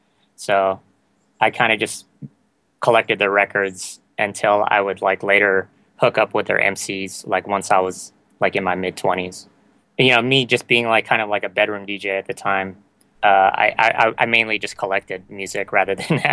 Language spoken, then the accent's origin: English; San Diego, California, United States; Well, I grew up in like kind of the late 80s, early 90s of hip-hop.